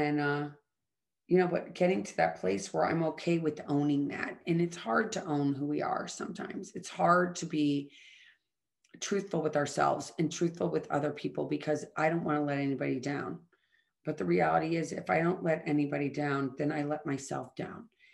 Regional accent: St. Louis, Missouri, United States; I grew up in St. Louis, Missouri

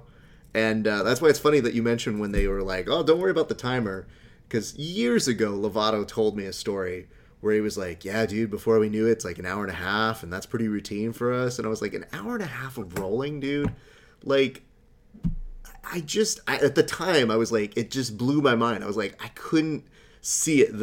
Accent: Hacienda Heights, California, United States; I grew up in Hacienda Heights.

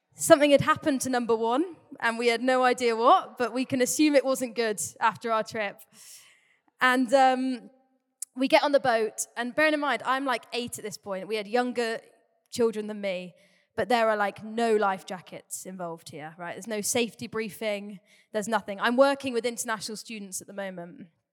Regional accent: Torquay, South West England, United Kingdom; also born or lived in Cardiff; I grew up in the Bay. I've lived here for nearly twenty-two years now. Crazy. Um, grew up in Torquay.

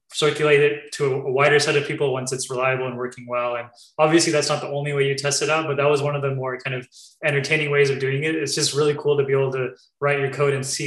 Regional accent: California, United States; also born or lived in New York; I was born here in California

